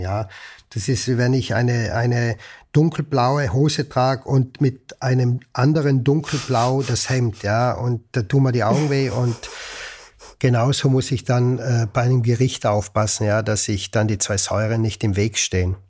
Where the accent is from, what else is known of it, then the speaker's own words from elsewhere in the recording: Ritten, Trentino-Alto Adige, Italy; moved away as an adult; now in Salzburg, Austria; Ich bin aufgewachsen und geboren in Südtirol, bin im Herzen immer Südtiroler oder Italiener sogar mhm. und äh, lebe aber schon seit über 30 Jahren außerhalb von Südtirol.